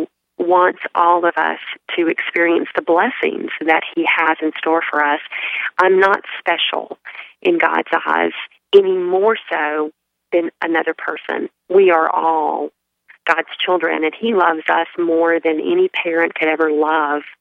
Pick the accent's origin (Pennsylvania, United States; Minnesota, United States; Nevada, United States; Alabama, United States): Alabama, United States; moved away as an adult; also born or lived in Charlotte, North Carolina; now in Charleston, United States; I grew up in Alabama, close to the Gulf Coast